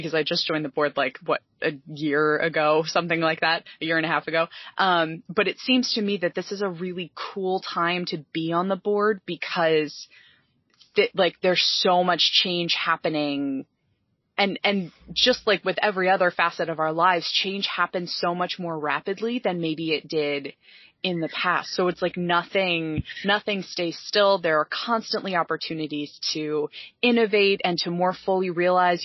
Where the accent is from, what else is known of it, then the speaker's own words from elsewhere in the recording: Pennsylvania, United States; moved away as an adult; now in New Jersey, United States; I grew up in Pennsylvania.